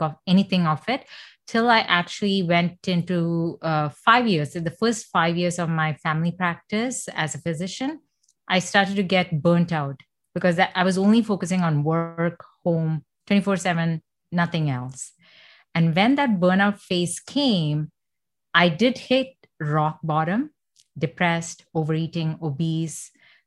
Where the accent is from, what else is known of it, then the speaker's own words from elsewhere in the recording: Doha, Qatar; first language Malayalam; English is a second language; now in Canada; I grew up in Doha, Qatar